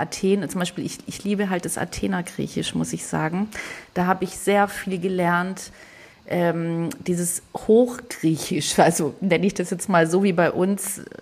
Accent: Southern Germany, Germany; now in Hamburg, Germany; Äh, also ich bin es ja nicht, weil ich bin in Süddeutschland groß geworden. Und jeder hier in Hamburg hört es sofort oder die meisten, obwohl ich schon seit 20 Jahren hier bin.

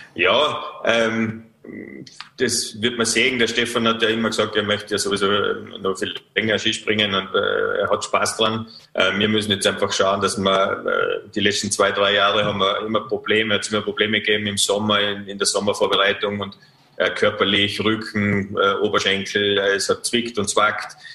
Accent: Vorarlberg, Austria; als Vorarlberger

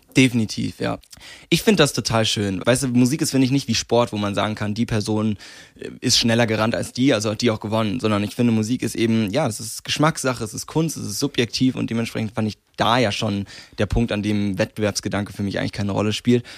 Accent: Landsberg am Lech, Bavaria, Germany; bis ich 15 war, ähm, habe ich in Issing gewohnt. Das ist nochmal ein ganz, ganz kleines Dorf in der Nähe von Landsberg.

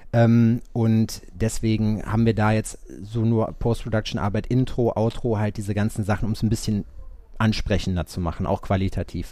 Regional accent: Sauerland, between Hagen and Lüdenscheid, North Rhine-Westphalia, Germany; now in Jena, Germany; Scheiksmühle. Das ist so ein kleines Nest zwischen Hagen und Lüdenscheid. Ja. Also eigentlich bin ich Sauerländer

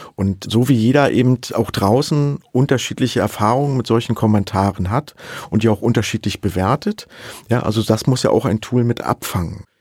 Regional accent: Saxony, Germany; ich komme aus Sachsen

